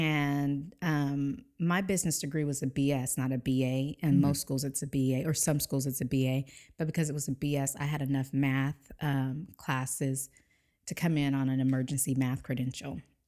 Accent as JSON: {"language": "English", "town": "San Diego", "region": "California", "country": "United States", "said": "San Diego."}